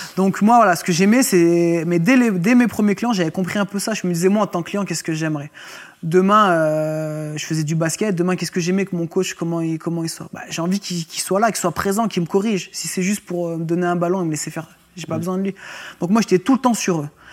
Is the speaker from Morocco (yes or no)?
no; Roanne, Auvergne-Rhône-Alpes, France; j'étais originaire de Rouen et sur Rouen.